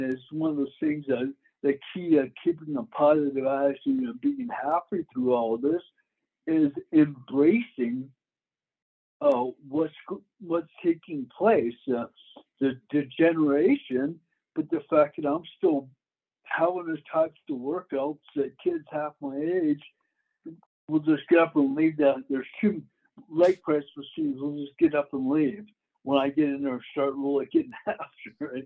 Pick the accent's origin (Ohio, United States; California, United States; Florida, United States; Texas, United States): Florida, United States; moved away as an adult; also born or lived in Denver; I grew up in Florida.